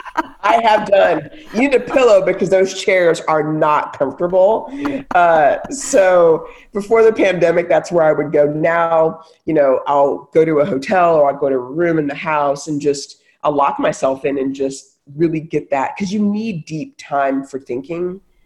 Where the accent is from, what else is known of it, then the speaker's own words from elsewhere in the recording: Texas, United States; moved away; also born or lived in Silicon Valley; I grew up in Texas, you know, lived in Silicon Valley.